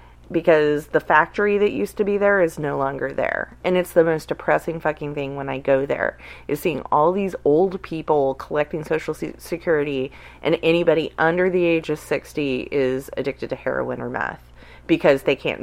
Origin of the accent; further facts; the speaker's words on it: Oklahoma, United States; also born or lived in Salina, Kansas / Arkansas / Texas; I saw it when I was growing up in Oklahoma. I saw it in Kansas and in Arkansas and in Texas where my family moved around.